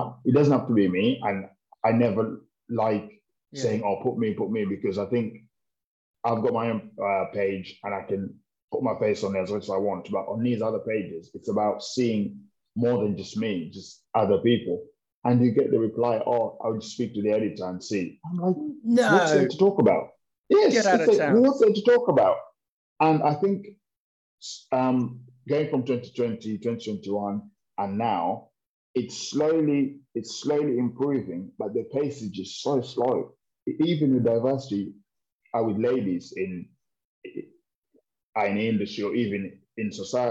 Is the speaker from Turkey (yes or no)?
no; Kenya; now in United Kingdom; as a Kenyan in Kenya, with the 44 tribes that are there, mum's from Kikuyu tribe, dad's from Aluo tribe, and both Kenyans